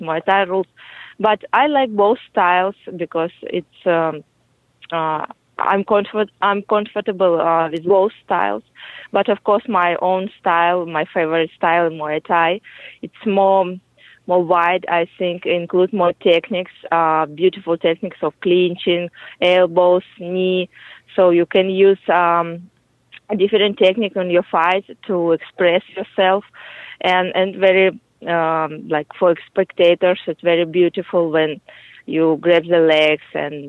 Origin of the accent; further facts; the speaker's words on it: Kyrgyzstan; English is a second language; moved away as an adult; now in Peru; I was born in Kyrgyz Republic